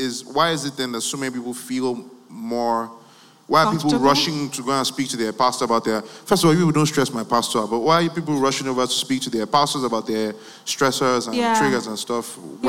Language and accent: English; Nigeria; me as a Nigerian?